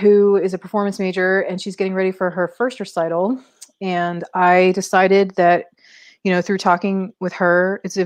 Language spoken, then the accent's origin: English; Maryland, United States; moved away as an adult; now in Missouri, United States; I'm from Maryland